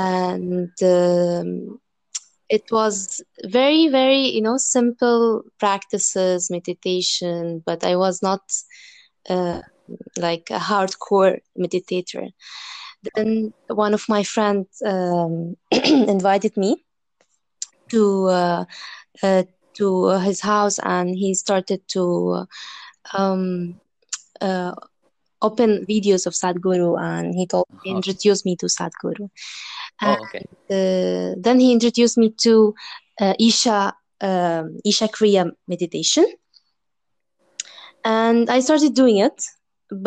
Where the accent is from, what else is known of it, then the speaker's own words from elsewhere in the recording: Dubai, United Arab Emirates; also born or lived in Egypt; I'm originally from Egypt and I was born and raised in Dubai